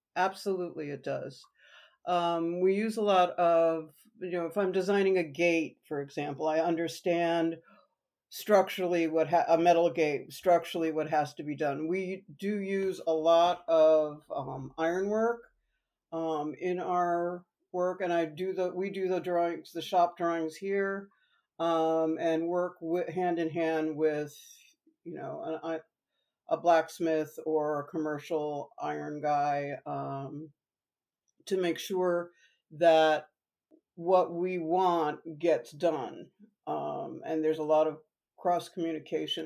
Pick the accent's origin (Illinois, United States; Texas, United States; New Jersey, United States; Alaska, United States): New Jersey, United States; also born or lived in New York; I am a New Jersey native